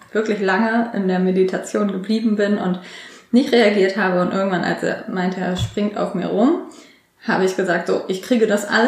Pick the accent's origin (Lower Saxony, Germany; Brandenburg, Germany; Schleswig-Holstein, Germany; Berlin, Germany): Lower Saxony, Germany; ich komme aus der Nähe zwischen Bremen und Hannover